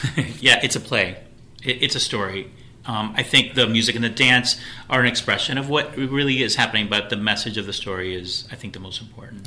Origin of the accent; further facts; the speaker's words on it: Miami, Florida, United States; also born or lived in Puerto Rico; Um, I grew up in Florida. Um, I'm from Miami